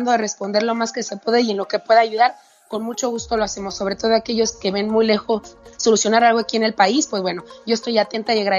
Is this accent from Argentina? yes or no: no; Mexico